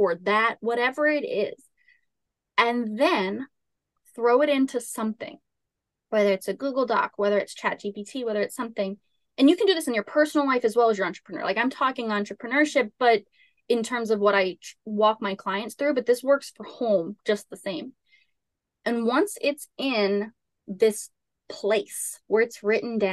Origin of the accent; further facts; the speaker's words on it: Southern Louisiana, United States; I grew up in Southern Louisiana.